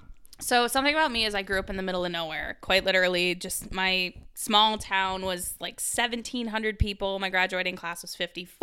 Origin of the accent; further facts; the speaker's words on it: Wisconsin, United States; Or a sustainable living when I was growing up in Wisconsin.